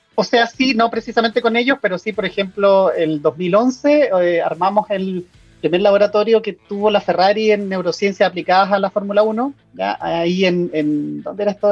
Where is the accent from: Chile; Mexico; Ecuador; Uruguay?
Chile; moved away as an adult; also born or lived in Italy; hace un par de años me fui de Chile, me especialicé afuera, en Europa, en Italia, viví cinco años